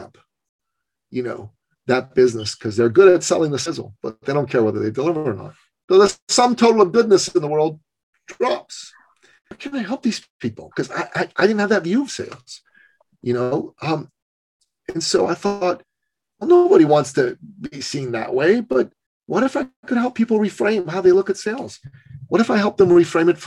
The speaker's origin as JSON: {"language": "English", "country": "Iran", "tie": "born or raised there", "moved": "yes", "said": "Basic human rights, basic women's rights don't exist in my home country"}